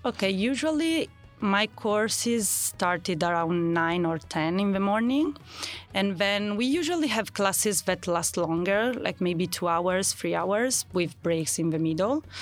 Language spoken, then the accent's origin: English; Milan, Lombardy, Italy; English is a second language; I'm from from Milano, Milan